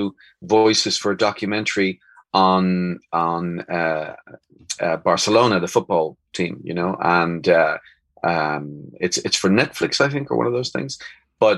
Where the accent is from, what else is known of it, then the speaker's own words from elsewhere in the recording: Dublin, Leinster, Ireland; now in Spain; I'm from Dublin